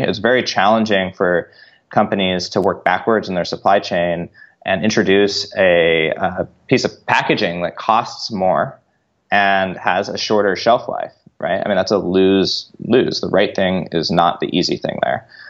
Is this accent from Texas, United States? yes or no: no; Northern California, United States; We grew up in Northern California